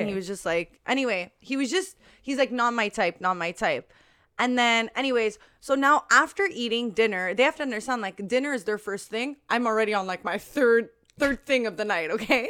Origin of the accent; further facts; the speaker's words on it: Canada; I'm from Canada.